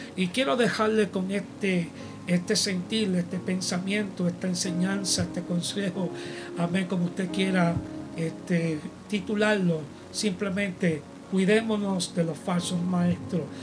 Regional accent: United States; este americano aquí

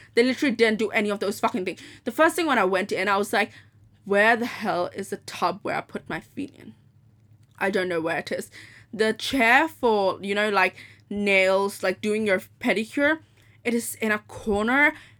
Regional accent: Dubai, United Arab Emirates; also born or lived in Hong Kong; I was like, I'm from Dubai, and yes, and yeah, my mom's from Dubai, my dad's from Pakistan. And I just study, and I've been born in Hong Kong. I'm 18.

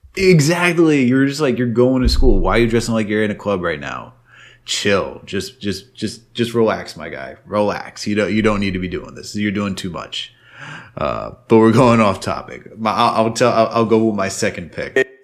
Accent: New York, United States; growing up in New York

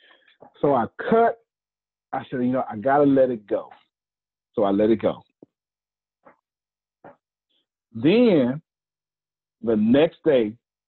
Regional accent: Galveston, Texas, United States; I'm from Galveston, Texas

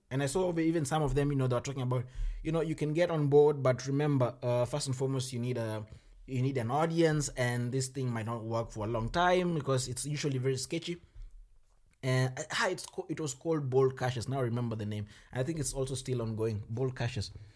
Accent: Kenya; moved away as an adult; now in Germany; I come from Kenya

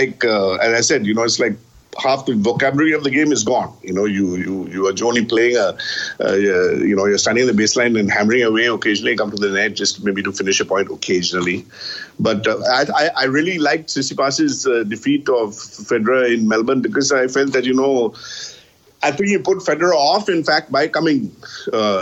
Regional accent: Kolkata, West Bengal, India; in Calcutta, where I grew up

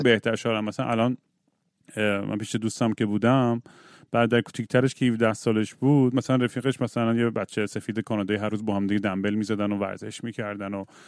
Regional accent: Iran; خودم موقع بچگی تو ایران که بودم

